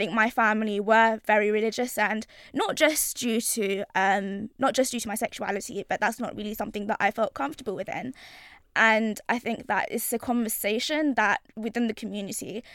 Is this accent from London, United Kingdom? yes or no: yes; London, United Kingdom; I'm from East London, born and raised